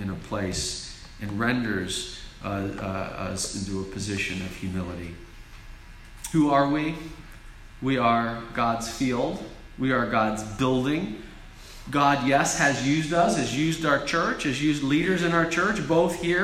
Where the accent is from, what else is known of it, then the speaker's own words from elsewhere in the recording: United States; As American Christians